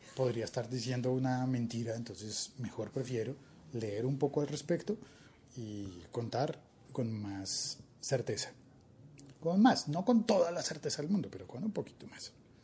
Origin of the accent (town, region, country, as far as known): Colombia